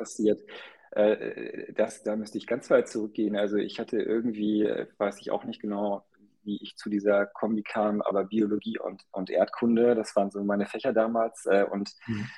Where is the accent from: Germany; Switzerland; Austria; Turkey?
Germany; Ruhr area, North Rhine-Westphalia; also born or lived in United States; now in Hamburg, Germany; ich bin halb deutsch, halb indisch, bin in den USA geboren und im Ruhrgebiet groß geworden